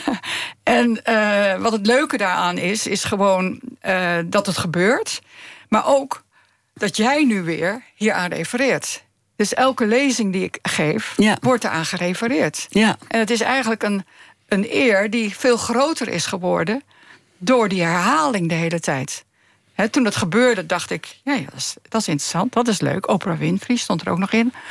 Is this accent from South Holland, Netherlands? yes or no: yes; Zoetermeer, South Holland, Netherlands; moved away; also born or lived in The Hague / Friesland; Ik ben geboren in Zoetermeer.